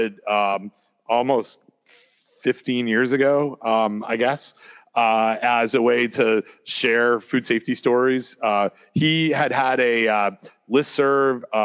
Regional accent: Canada; also born or lived in New Jersey; now in North Carolina, United States; I'm from Canada

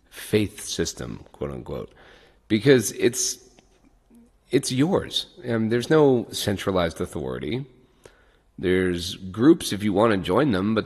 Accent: Ireland; being Irish

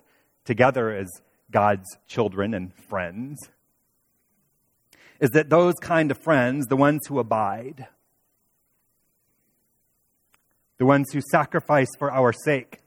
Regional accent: Toledo, Ohio, United States; now in Indianapolis, United States; two others who I grew up with in Toledo

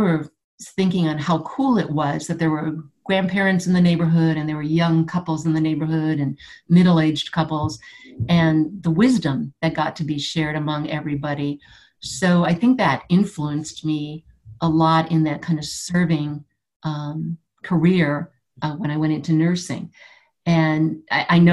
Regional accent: Buffalo, New York, United States; I grew up in Buffalo, New York

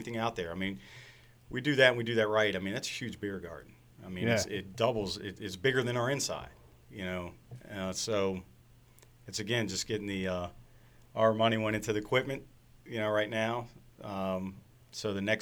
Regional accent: Frederick, Maryland, United States; I was born and raised in Frederick. I'm like sixth generation in the city

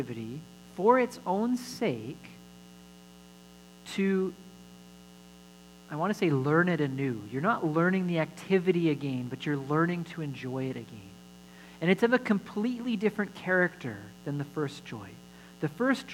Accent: Alberta, Canada; I grew up in Alberta, and they gave us our learner's licenses when we were 14

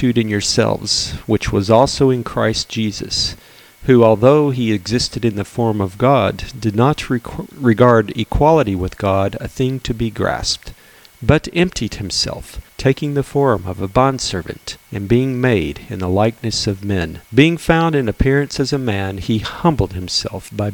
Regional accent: Texas, United States; Growing up in Texas, my family used to attend an annual chili cook-off competition.

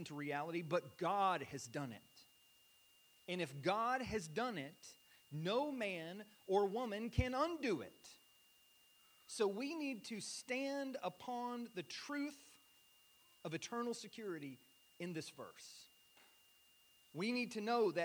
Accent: United States; I'm an American

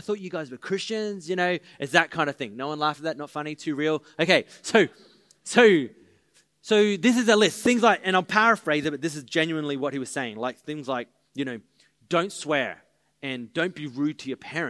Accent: Maroochydore, Queensland, Australia; we're the boys from Maroochydore

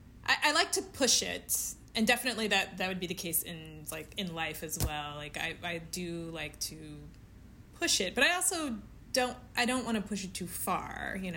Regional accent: Overland Park, Kansas, United States; moved away as an adult; also born or lived in Independence, Missouri; So I was born in Independence, but I know nothing of Independence. We left when I was 2 years old, and I've never been back. We moved to Kansas City, or Overland Park, actually, to be precise

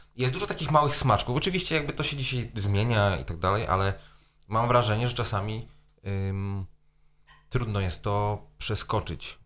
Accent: Poland; moved away; zanim wyjechałem z Polski

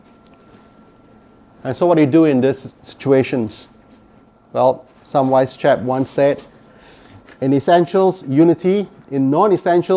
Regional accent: Singapore; now in Canada; I come from Singapore.

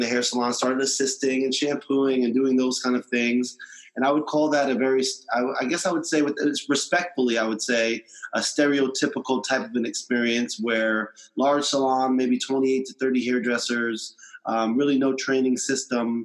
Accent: New York, United States; I'm from New York, born and raised

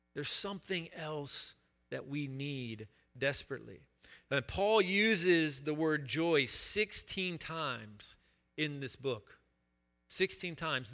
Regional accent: Chattanooga, Tennessee, United States; I attended this boys' school in my hometown of Chattanooga, Tennessee

